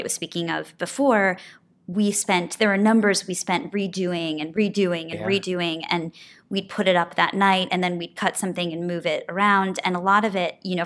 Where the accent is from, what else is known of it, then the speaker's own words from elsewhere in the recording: Detroit, Michigan, United States; I grew up in Detroit, well, a suburb of Detroit